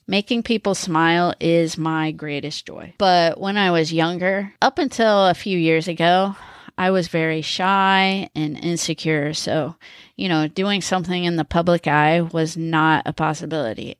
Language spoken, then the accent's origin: English; Missouri, United States; also born or lived in Connecticut; I was born in Connecticut and raised in Missouri.